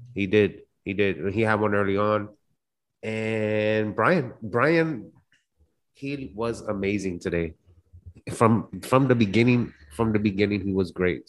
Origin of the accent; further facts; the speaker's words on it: Puerto Rico; I'm from Puerto Rico